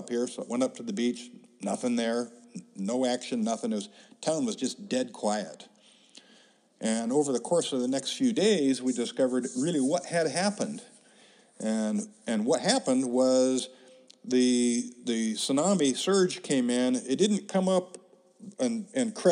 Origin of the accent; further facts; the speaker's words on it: Seaside, Oregon, United States; also born or lived in Crescent City, California; Shortly after he married my mom, they moved to Crescent City, California, where my older brother and I were both born. A few years after that, he decided to move back to Seaside, Oregon